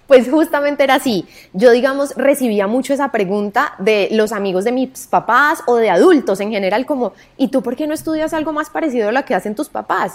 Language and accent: Spanish; Cali, Valle del Cauca, Colombia; yo crecí en Cali